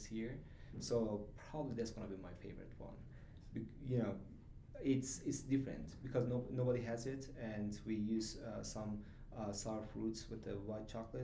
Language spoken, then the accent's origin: English; Germany; also born or lived in Turkey; now in Utah, United States; I'm from Turkey, but I mm-hmm. grew up in Germany